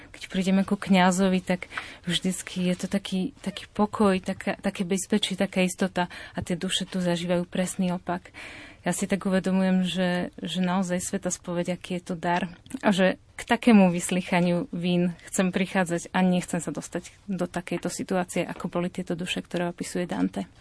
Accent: Považská Bystrica, Trenčín Region, Slovakia; Pochádzam z Považia, som z Považskej Bystrice

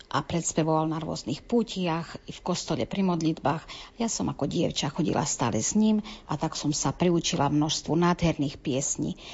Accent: Ďačov, Prešov Region, Slovakia; Ja som sa narodila v Ďačove, kde sa živo udržiavali ľudové piesne, zvyky, tradície a tie prekrásne spevy.

